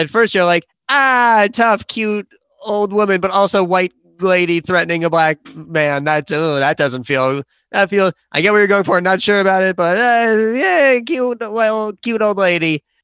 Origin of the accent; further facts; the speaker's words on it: London, United Kingdom; moved away; lived and mostly went to school in South London